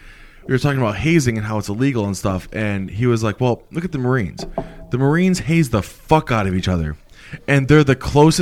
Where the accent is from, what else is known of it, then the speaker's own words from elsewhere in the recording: Buffalo, New York, United States; now in San Diego, United States; Yeah, I'm from Buffalo, but I'm in, you know, San Diego right now.